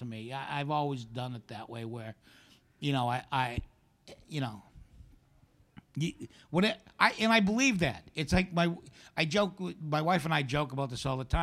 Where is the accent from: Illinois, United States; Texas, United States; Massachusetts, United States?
Massachusetts, United States; Somerville; I grew up in Somerville, just outside of Boston